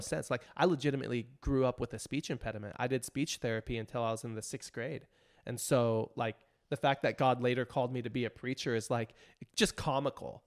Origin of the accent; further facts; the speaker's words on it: Riverside, California, United States; also born or lived in near Compton, California; this youth group in my hometown, Riverside